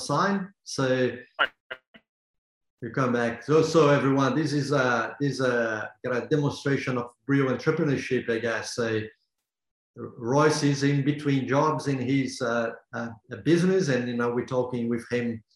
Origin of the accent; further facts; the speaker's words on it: Brazil; I come from Brazil